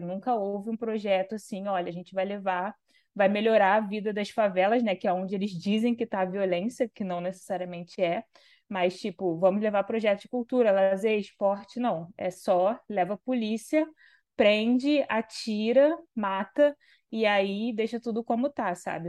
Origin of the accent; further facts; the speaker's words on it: Rio de Janeiro, Brazil; Vila Kennedy, né, que é o lugar Sim. onde eu cresci. Eu não, não, moro mais lá, mas eu cresci lá